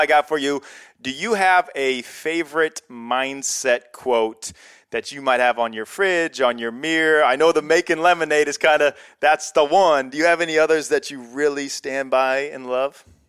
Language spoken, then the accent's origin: English; Iowa, United States; I'm from Iowa, middle of nowhere Iowa